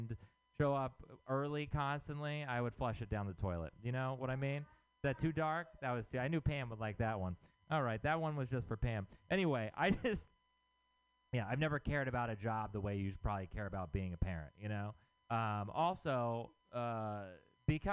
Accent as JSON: {"language": "English", "region": "Texas", "country": "United States", "moved": "yes", "said": "I'm from Texas."}